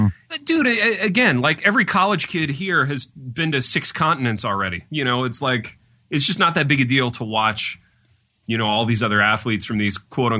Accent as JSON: {"language": "English", "country": "United States", "said": "this is me speaking only as an American"}